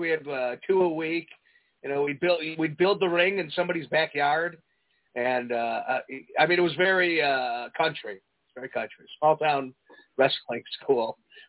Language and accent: English; Prospect Heights, Illinois, United States; Prospect Heights, right down the street, man.